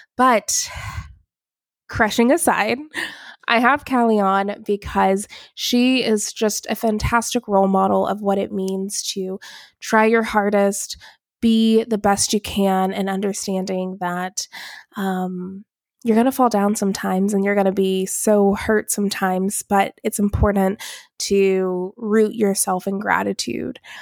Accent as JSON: {"language": "English", "town": "Alpharetta", "region": "Georgia", "country": "United States", "tie": "born or raised there", "also_born_or_lived": "Atlanta / Dallas", "said": "I am from Atlanta, grew up in Alpharetta"}